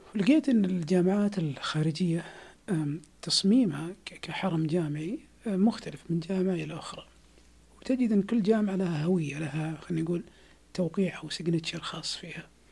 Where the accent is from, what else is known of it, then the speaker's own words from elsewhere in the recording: Saudi Arabia; عندنا في السعوديه